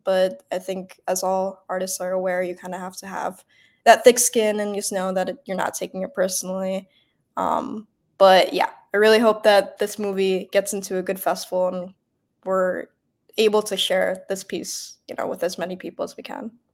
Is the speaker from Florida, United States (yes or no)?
no; Bloomfield Hills, Michigan, United States; moved away; also born or lived in New York; I'm from Metro Detroit. I'm about 30 minutes outside of the city from a suburb called Bloomfield Hills